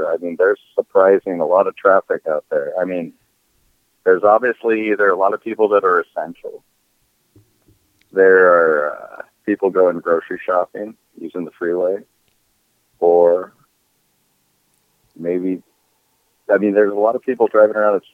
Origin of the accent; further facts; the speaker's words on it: Minnesota, United States; So I'm from Minnesota.